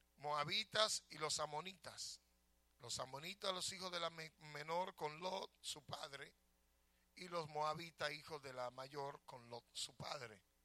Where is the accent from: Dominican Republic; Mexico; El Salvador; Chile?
Dominican Republic; now in United States; yo nunca voy a dejar de ser dominicano. A mí me pueden dar cuatro ciudadanía y yo nunca voy a dejar de ser dominicano. Porque una amo mi tierra y aunque no la amare, soy de allá.